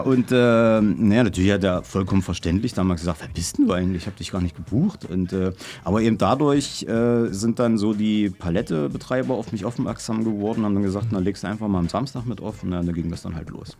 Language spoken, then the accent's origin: German; Halle, Saxony-Anhalt, Germany; Halle Saale geboren, bin immer noch da, werde wahrscheinlich für immer da bleiben